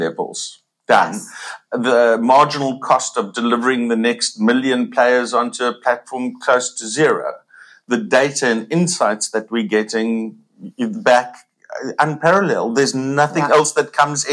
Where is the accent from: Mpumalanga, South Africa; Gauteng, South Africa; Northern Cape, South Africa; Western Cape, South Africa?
Western Cape, South Africa; Cape Town; I'm from Cape Town